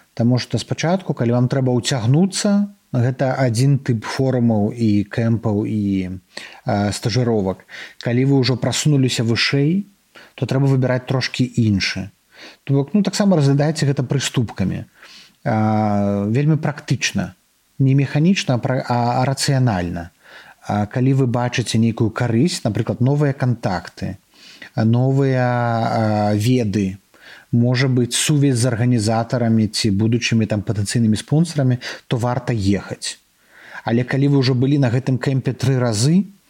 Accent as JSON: {"language": "Belarusian", "country": "Belarus", "said": "мы беларусы"}